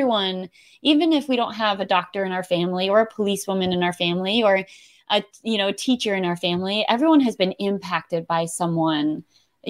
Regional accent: Connecticut, United States; my home state of Connecticut.

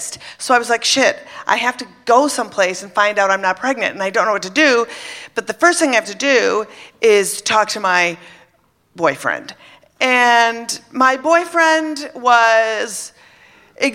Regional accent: Minnesota, United States; I was brought up in Minnesota, Catholic

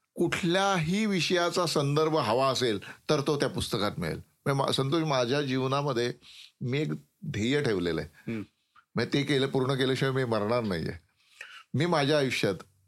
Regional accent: Wada, Maharashtra, India; also born or lived in Jawhar / Mokhada; माझं गाव वाडा जे ठाण्यापासून बासष्ट किलोमीटर अंतरावर आहे

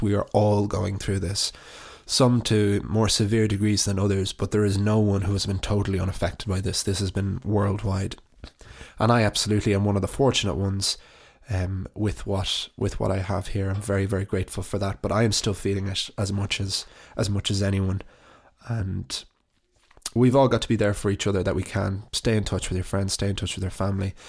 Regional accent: County Wicklow, Ireland; my hometown, which I didn't have the greatest relationship with growing up

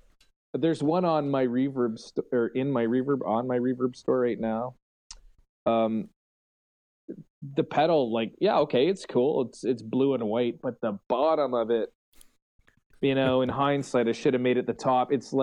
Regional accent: Canada; I'm Canadian.

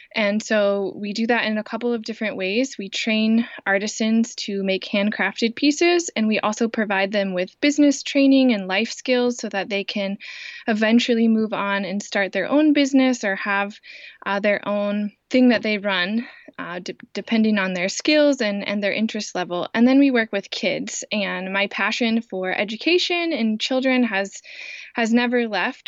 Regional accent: Indiana, United States; also born or lived in Kenya; I grew up in Indiana. Um, I have lived here almost my whole life

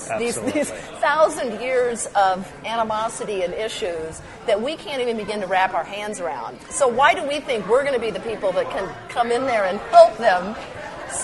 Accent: Midwest, United States; now in Portland, United States; I'm from the Midwest.

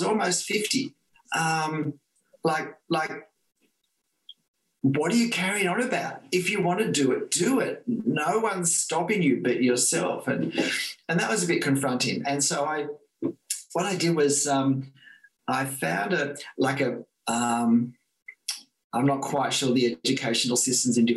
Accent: Australia; I'm Australian

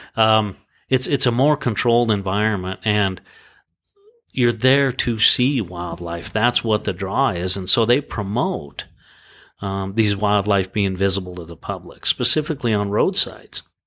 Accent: Sheridan, Wyoming, United States; also born or lived in Laramie, Wyoming; born and raised in Wyoming. I kinda bounced around the state a little bit and I went to college, um, at our university in Laramie and, um, I was raised pretty much in Sheridan, Wyoming

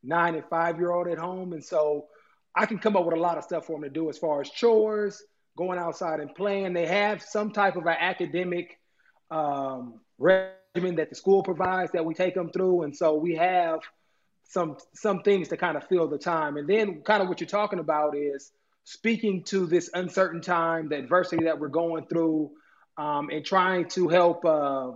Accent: Oakland, New Jersey, United States; now in Buffalo, United States; my hometown of Oakland

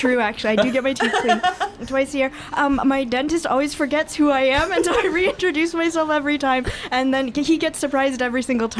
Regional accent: Bay Area, California, United States; I'm from the Bay Area.

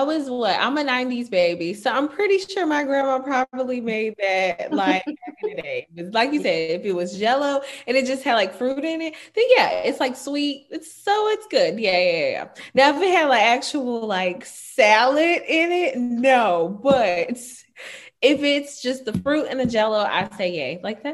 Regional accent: South Carolina, United States; I'm from the country, the small town of South Carolina.

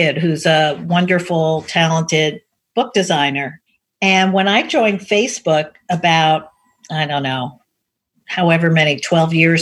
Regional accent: New York, United States; also born or lived in Connecticut; I was raised in Manhattan

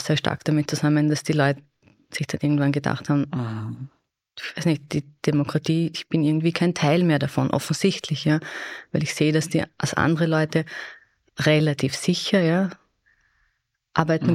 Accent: Austria; bei uns in Österreich

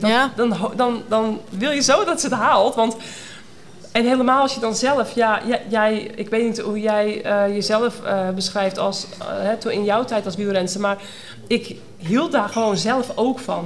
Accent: North Holland, Netherlands; Dat zijn wij natuurlijk in Noord-Holland niet gewend, waar ik vandaan kom

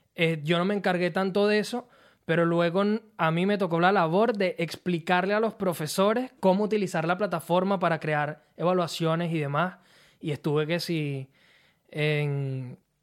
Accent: Turmero, Aragua, Venezuela; moved away as an adult; also born or lived in La Victoria, Venezuela / Mexico / Maracay, Venezuela; now in Australia; yo nací en La Victoria, mm. soy victoriano, ahí estuve mis primeros años, pero nosotros nos mudamos desde que yo era un bebé a San Joaquín de Turmero y ahí fue donde viví la mayor parte de mi vida

